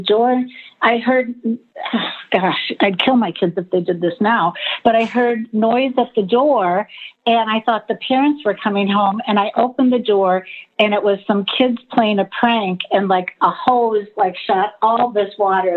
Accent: Michigan, United States; moved away as an adult; now in Chicago, United States; I grew up in Michigan and I moved to Chicago after graduation from college

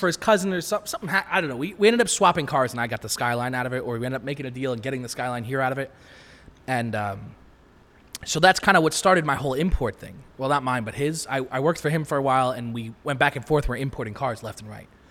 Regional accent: Long Island, New York, United States; I'm from Long Island

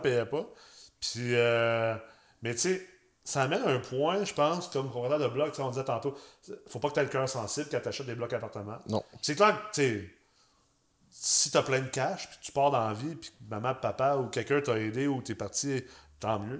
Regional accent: Quebec City, Quebec, Canada; je viens de Québec

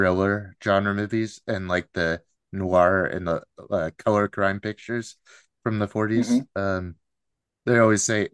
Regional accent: Seattle, Washington, United States; I'm just like from the Pacific Northwest, Seattle area here

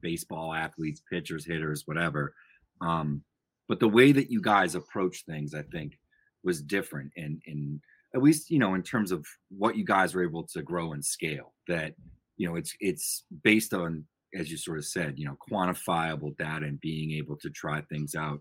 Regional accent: New England, United States; I'm from New England

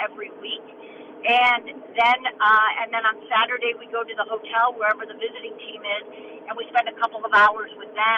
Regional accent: Chicago, Illinois, United States; moved away as an adult; also born or lived in Lawrence, Kansas; I grew up in Chicago, went to KU

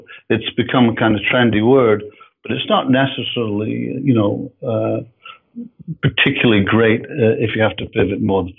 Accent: Edinburgh, Scotland, United Kingdom; moved away as an adult; now in Canada; As you can hear from my voice, I'm not North American. We're actually in Canada, and I'm from Edinburgh. I'm from Scotland.

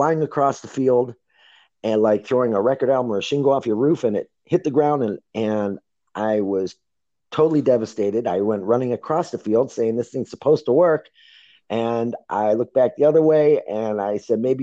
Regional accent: Lakewood, Ohio, United States; when I was growing up in Lakewood, Ohio with my 8 brothers and sisters

